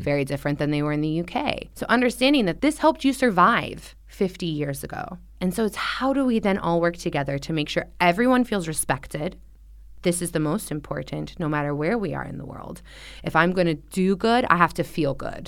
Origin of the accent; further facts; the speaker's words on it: Orange County, Southern California, United States; now in Xiamen, China; I'm from Orange County